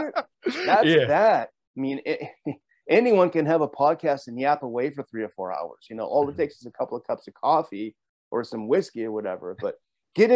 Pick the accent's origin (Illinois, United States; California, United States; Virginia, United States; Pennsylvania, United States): California, United States; Southern; I grew up in Southern California